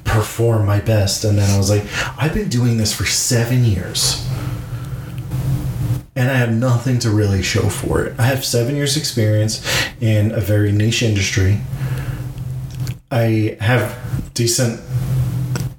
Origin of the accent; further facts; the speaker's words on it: Long Island, New York, United States; moved away as an adult; now in Dallas-Fort Worth, United States; We grew up on Long Island